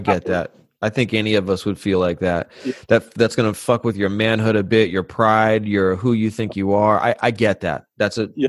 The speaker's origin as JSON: {"language": "English", "region": "California", "country": "United States", "said": "I'm from California"}